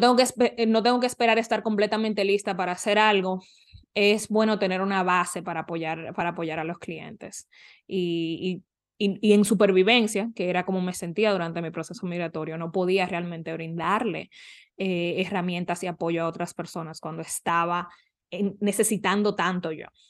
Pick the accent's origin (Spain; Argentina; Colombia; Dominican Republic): Dominican Republic; now in North Carolina, United States; en República Dominicana, ahora mismo vivo en Carolina del Norte con mi pareja